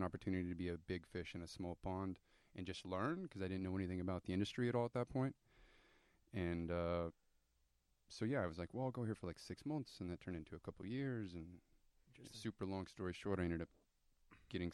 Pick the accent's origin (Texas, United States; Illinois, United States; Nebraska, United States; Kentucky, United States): Nebraska, United States; Hebron; I grew up in Nebraska on a farm